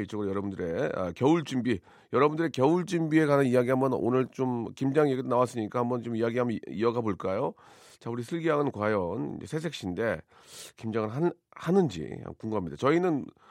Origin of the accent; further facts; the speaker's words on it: Jeolla, South Korea; 전 전라도 쪽인데